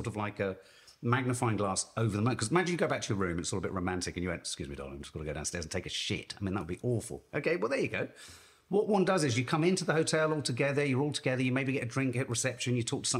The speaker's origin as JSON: {"language": "English", "country": "United Kingdom", "said": "as a British man"}